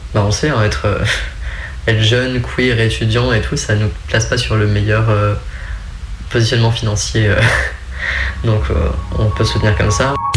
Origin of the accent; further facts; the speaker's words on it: Creuse, Nouvelle-Aquitaine, France; je viens de Creuse, hein, donc euh, il faut le contexte aussi, hein, la campagne profonde